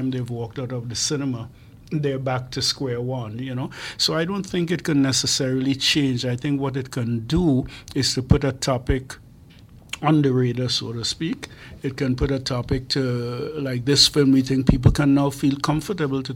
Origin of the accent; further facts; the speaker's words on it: Trinidad & Tobago; moved away; as a young person growing up in Trinidad